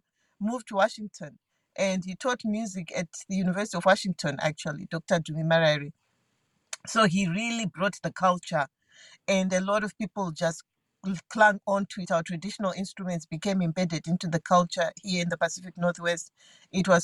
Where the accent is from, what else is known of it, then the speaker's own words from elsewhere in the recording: Zimbabwe; now in Seattle, United States; I was born in Zimbabwe, as you correctly stated. And while I was growing up, I was not athletic. I went to a very elite school in Zimbabwe